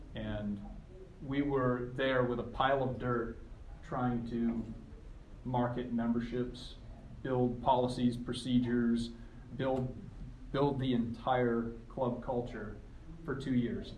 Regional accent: southern Maine, United States; I grew up in southern Maine

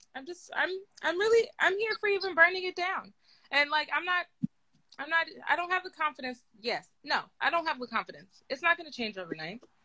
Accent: Oakland, California, United States; moved away; I grew up in Oakland and I can't live there right now

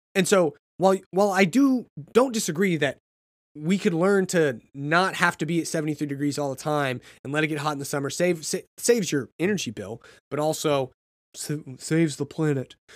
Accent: United States; being American

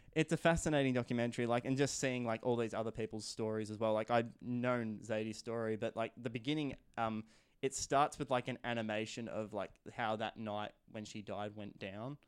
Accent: Shepparton, Victoria, Australia; based in my hometown of, uh, Shepparton.

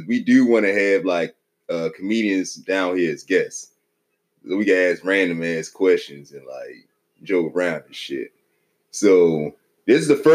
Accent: Aberdeen, Maryland, United States; moved away; coming up in Maryland, you know, Aberdeen stand up. Nah, I mean, I'm from the same hometown as Cal Ripken

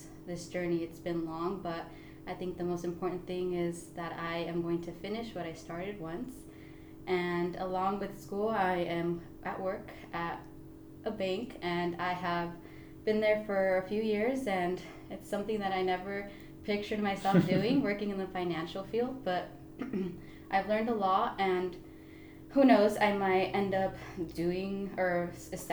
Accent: Oxnard, California, United States; I was born and raised in Oxnard

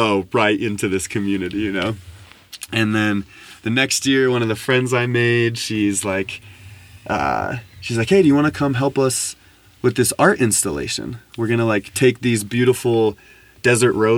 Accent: United States; growing up in America

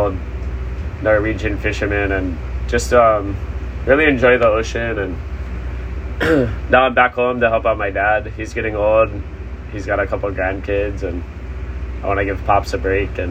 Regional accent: Kailua, Hawaii, United States; I was born and raised in Kailua, Hawaii.

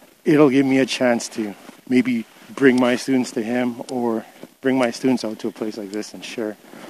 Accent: Goodfish Lake, Alberta, Canada; I'm from Goodfish Lake, Alberta, and I work for Edmonton Public at Westmount Junior High School.

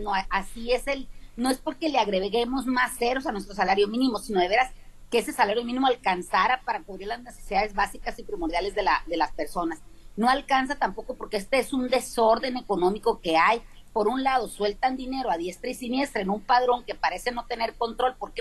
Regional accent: Mexico; nosotros como mexicanos

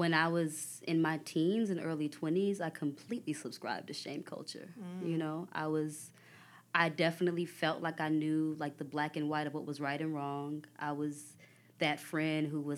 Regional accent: Dallas, Texas, United States; I'm from Dallas

